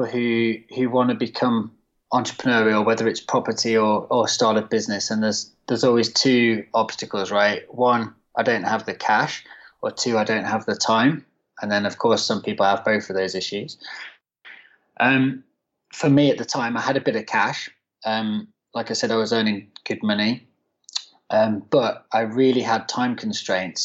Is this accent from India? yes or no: no; near Birmingham, West Midlands, United Kingdom; moved away as an adult; now in London, United Kingdom; I'm actually from the West Midlands originally, so near not far from Birmingham and on the West Midlands side